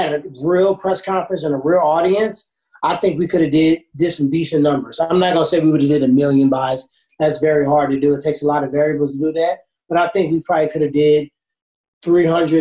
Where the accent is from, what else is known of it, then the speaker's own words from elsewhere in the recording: Ferguson, Missouri, United States; I grew up in Ferguson